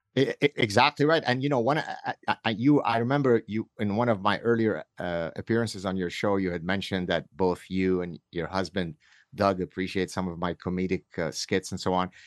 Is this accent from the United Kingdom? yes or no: no; Lebanon; moved away; I grew up in Lebanon where we were part of the last remaining, uh, group of Jews that had not left Lebanon